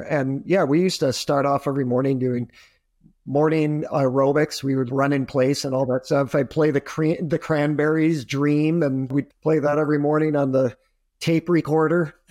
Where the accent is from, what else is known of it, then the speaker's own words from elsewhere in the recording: Adirondacks, upstate New York, United States; also born or lived in Poughkeepsie; I grew up in upstate New York, so I grew up in the Adirondacks